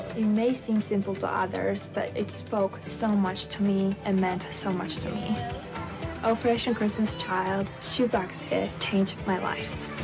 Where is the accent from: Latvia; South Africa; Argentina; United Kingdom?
Latvia; moved away; I'm from Latvia.